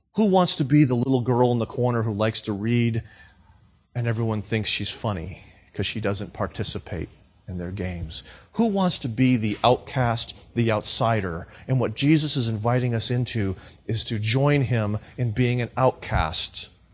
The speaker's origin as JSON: {"language": "English", "town": "Lawrence", "region": "Massachusetts", "country": "United States", "tie": "born or raised there", "also_born_or_lived": "Florida", "moved": "yes", "said": "Lawrence, Massachusetts"}